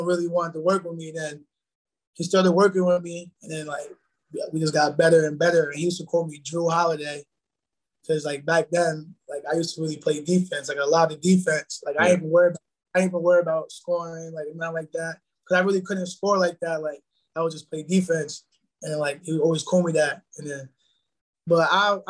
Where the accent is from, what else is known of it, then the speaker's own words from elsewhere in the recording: Peekskill, New York, United States; moved away as an adult; now in Rhode Island, United States; growing up in Peekskill